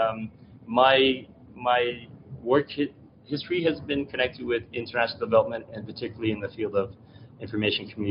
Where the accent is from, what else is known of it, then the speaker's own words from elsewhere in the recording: Canada; as a child growing up in Canada